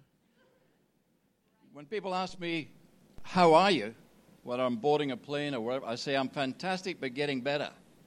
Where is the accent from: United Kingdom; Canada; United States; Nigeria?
United Kingdom; Scotland; I'm from Scotland.